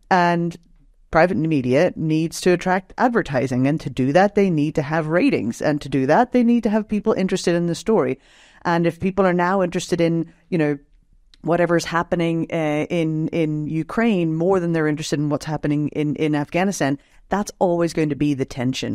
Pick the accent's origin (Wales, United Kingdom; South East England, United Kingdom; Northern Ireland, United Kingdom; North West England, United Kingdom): Northern Ireland, United Kingdom; moved away; I grew up in Northern Ireland, um, during the conflict there